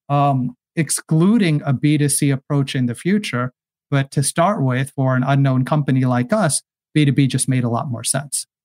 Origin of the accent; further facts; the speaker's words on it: California, United States; I come from Silicon Valley, and so here there's a saying: just build a product